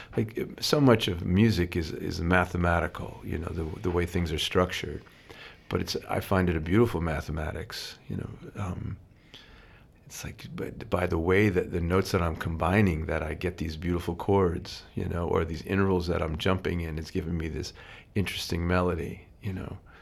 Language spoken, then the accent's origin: English; United States; being an American